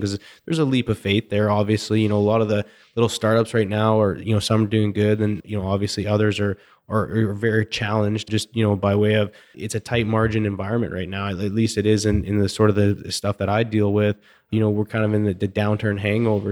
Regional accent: Canada; moved away; Growing up in Canada

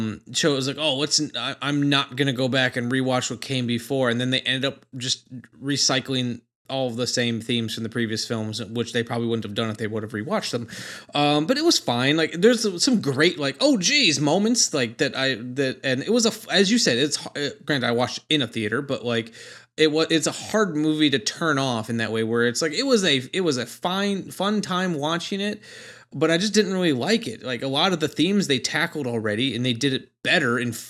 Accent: Milwaukee, Wisconsin, United States; I've not heard of them. I'm from Milwaukee.

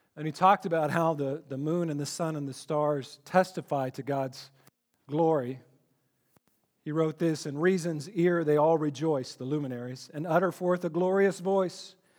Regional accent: Texas, United States; I grew up in Texas

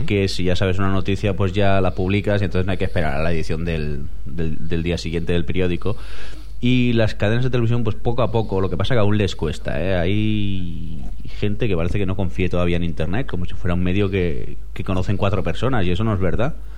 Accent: Spain

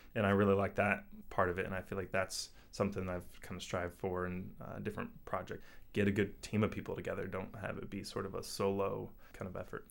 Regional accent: Indiana, United States; moved away as an adult; also born or lived in St. Louis / Western Massachusetts / Boston / Seattle; I grew up in Indiana and, you know, like, a medium-sized city.

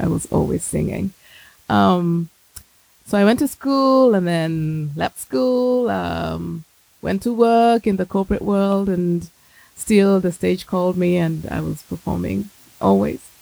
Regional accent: Kenya; I grew up in Kenya

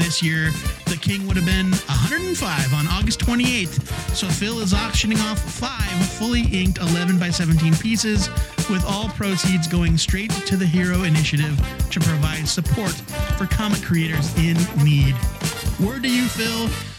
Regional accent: Ireland; As an Irish person, I am offended for all Irish people.

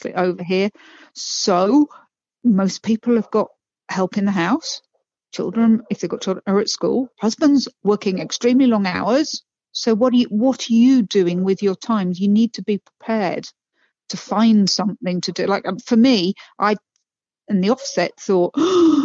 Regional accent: United Kingdom; moved away as an adult; now in Saltillo, Mexico; I'm the Brit

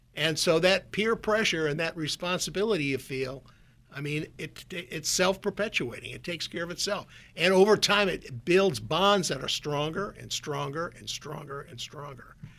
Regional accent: Minot, North Dakota, United States; moved away as an adult; also born or lived in Minnesota; now in Silicon Valley, United States; I grew up in Minot, North Dakota, a town of about, at the time, 25, 30,000 people

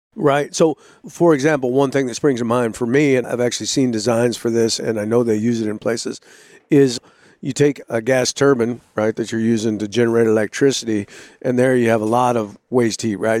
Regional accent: California, United States; moved away; originally I'm from California, I was born in California

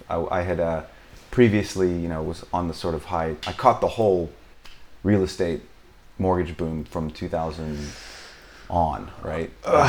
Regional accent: Arizona, United States; moved away as an adult; also born or lived in Scottsdale, Arizona / London, United Kingdom; now in Mallorca, Spain; I'm from the States. I'm from Arizona.

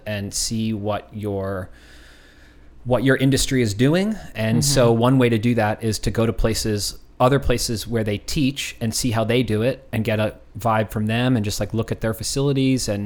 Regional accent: Philadelphia, Pennsylvania, United States; now in Austin, United States; born and raised

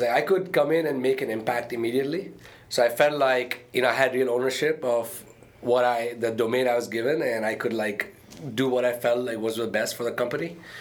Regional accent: Dubai, United Arab Emirates; moved away as an adult; also born or lived in India / Arkansas, United States; now in United States; I was born in India, uh, okay. uh, but my parents lived in Dubai. Uh, and I grew up in Dubai

